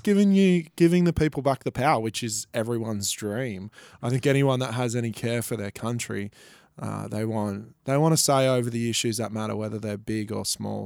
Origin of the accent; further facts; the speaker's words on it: Gold Coast, Queensland, Australia; I'm from the Gold Coast